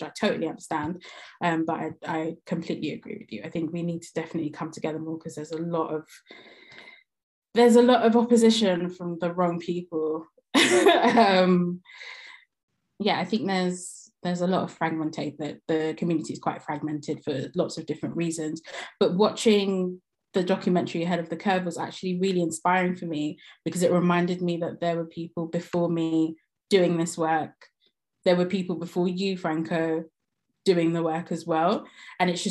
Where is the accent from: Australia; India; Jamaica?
Jamaica; I'm Jamaican